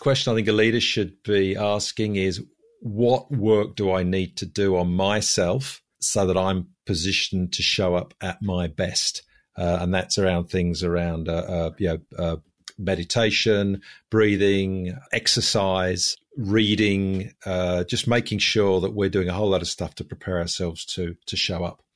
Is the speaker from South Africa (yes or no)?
no; London, United Kingdom; moved away as an adult; also born or lived in Budapest, Hungary; now in Sydney, Australia; As you can probably hear from my voice, I'm originally English. I was born in, uh, in London, spent, uh, thirty years living in London.